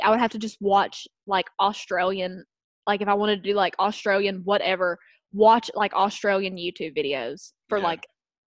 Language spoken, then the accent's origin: English; Kentucky, United States; accent: Southern; as soon as I talk to anybody, they're like, where are you from? And I'm like, Kentucky.